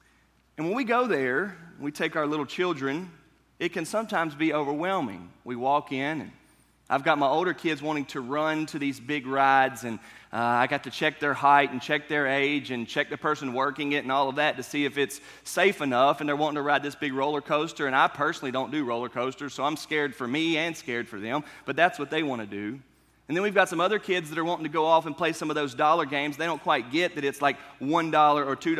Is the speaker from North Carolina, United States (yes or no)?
yes; North Carolina, United States; now in Kentucky, United States; Where I grew up in North Carolina, the state fair was so far away that I've never been to a North Carolina state fair